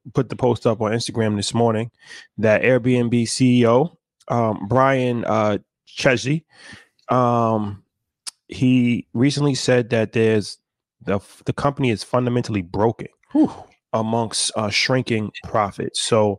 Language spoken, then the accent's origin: English; Chicago, Illinois, United States; I'm a Chicagoan to Chicagoans.